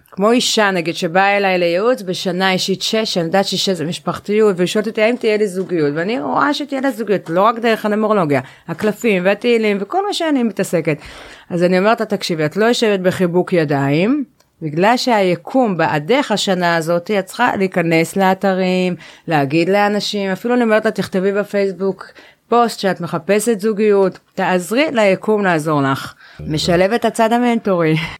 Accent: Jerusalem, Jerusalem District, Israel; אני ירושלמית במקור

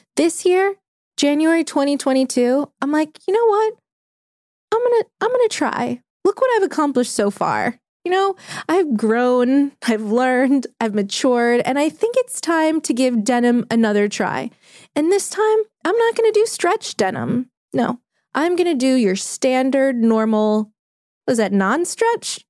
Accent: New Orleans, Louisiana, United States; We grew up together in New Orleans

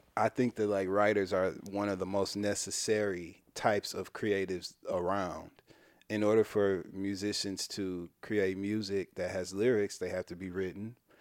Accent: Midwest, United States; from the Midwest

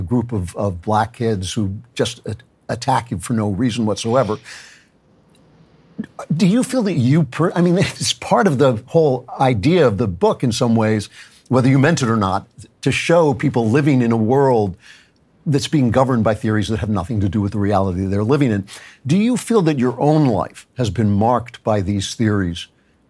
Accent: Great Neck, New York, United States; I grew up in Great Neck

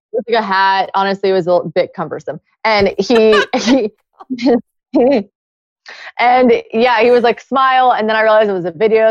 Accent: South Carolina, United States; moved away; I am from South Carolina. I grew up in South Carolina.

